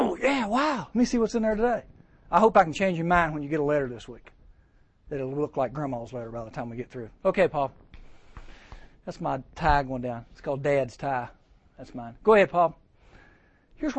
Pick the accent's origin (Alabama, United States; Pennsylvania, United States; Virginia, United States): Virginia, United States; Giles County; I grew up in Giles County, and I used to go up to Virginia Tech and play tennis there. We're about 20 miles from Tech, so that's my backyard where I grew up